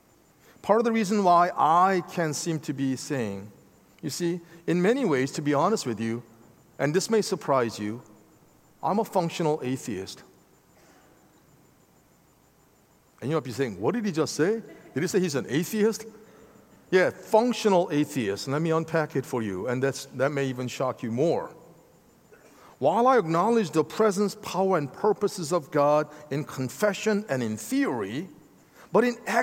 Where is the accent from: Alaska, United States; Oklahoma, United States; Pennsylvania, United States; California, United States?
Pennsylvania, United States; Philadelphia; Trust me, I'm from Philadelphia. I know what it means to lose.